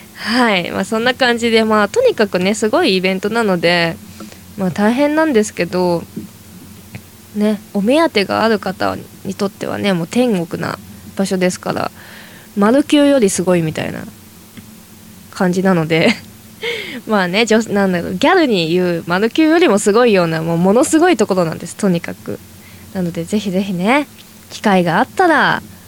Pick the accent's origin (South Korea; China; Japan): Japan; Toyama; moved away as an adult; now in Tokyo, Japan; 私は地元の 富山県にいた時ですね